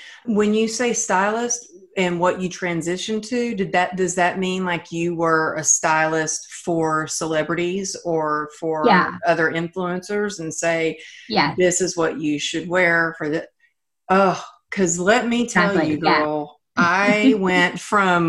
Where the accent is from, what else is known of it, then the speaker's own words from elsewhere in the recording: Texas, United States; I'm from Texas